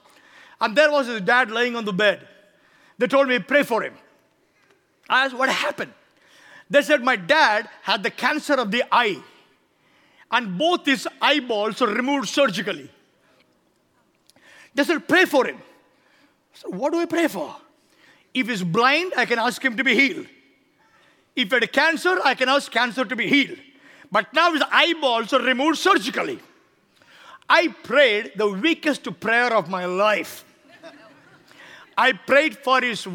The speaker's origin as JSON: {"language": "English", "country": "India", "said": "I came to tell you from India as a man of God"}